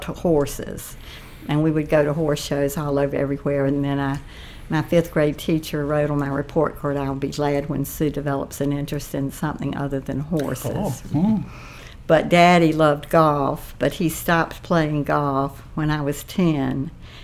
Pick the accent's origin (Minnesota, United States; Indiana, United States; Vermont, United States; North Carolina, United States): North Carolina, United States; Wilson; moved away as an adult; now in Ashland, United States; Grew up in Wilson, North Carolina